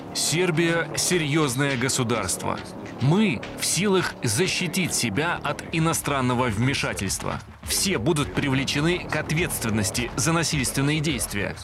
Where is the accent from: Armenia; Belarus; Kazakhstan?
Belarus; мы, белорусы